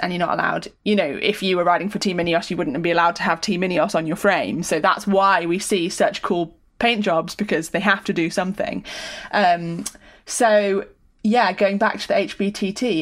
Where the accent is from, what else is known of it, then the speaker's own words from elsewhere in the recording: United Kingdom; as a Brit